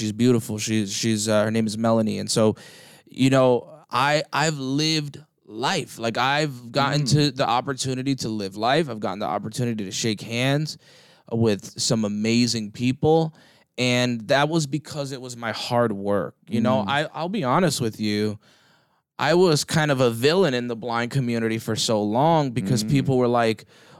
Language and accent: English; East Coast, United States; You know, bro, I was very fortunate. I grew up in the East Coast, right?